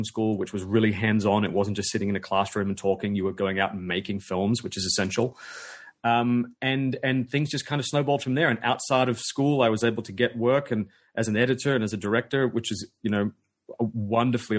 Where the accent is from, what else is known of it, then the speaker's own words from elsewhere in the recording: Sydney, New South Wales, Australia; I'm a filmmaker from Sydney, Australia